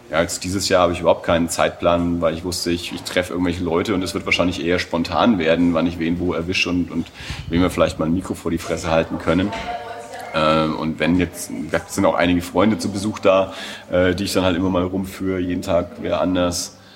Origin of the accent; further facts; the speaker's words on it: Erlangen, Bavaria, Germany; ich bin aus Erlangen, ich bin immer da.